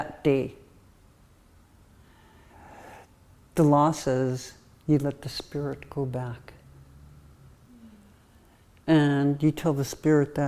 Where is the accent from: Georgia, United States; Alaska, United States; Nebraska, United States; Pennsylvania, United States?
Alaska, United States; Hoonah; Growing up in Huna, there was only 2 cars in the whole village.